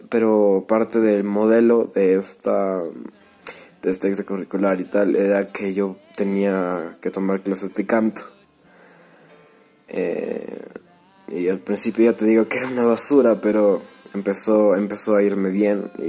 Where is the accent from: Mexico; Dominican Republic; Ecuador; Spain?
Ecuador; also born or lived in Merate, Italy; yo nací en las lejanas tierras de Italia, Merate, este, sí, en Italia, Merate. Este, y me vine aquí a Ecuador cuando, cuando recién era un baby, así que pues básicamente soy ecuatoriano